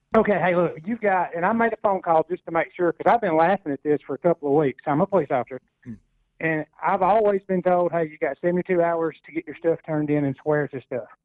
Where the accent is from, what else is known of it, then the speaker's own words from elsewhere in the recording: Hartselle, Alabama, United States; My hometown, Hartsel